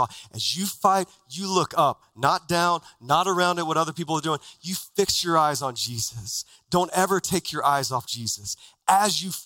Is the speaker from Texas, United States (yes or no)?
yes; Texas, United States; now in Phoenix, United States; as a kid growing up in Texas